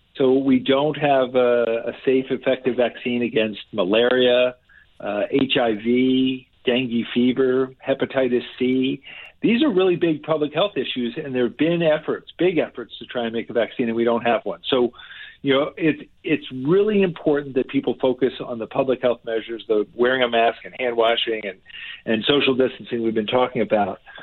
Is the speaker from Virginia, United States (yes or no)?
no; New Jersey, United States; this is my home state. I grew up here.